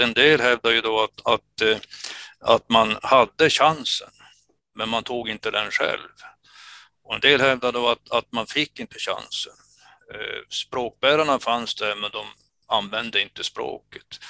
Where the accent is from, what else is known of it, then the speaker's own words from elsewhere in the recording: Kiruna, Norrbotten County, Sweden; moved away as an adult; now in Luleå, Sweden; jag är uppväxt i Finsoppor